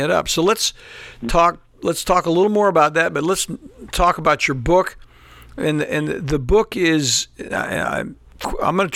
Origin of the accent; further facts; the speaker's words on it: Tidewater region, Virginia, United States; we're both from the Tidewater region